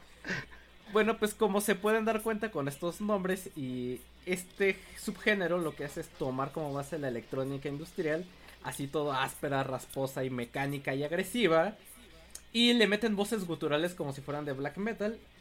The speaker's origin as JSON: {"language": "Spanish", "country": "Mexico"}